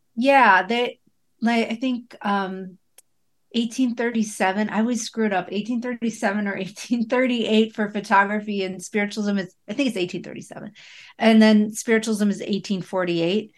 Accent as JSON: {"language": "English", "town": "Buffalo", "region": "New York", "country": "United States", "tie": "born or raised there", "said": "I grew up in Buffalo"}